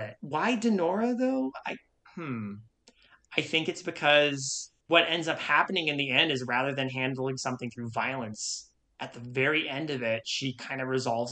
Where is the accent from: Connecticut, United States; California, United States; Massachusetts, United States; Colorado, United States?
California, United States; Idyllwild; when I was growing up in Idlewild, this is, like, small mountain town in California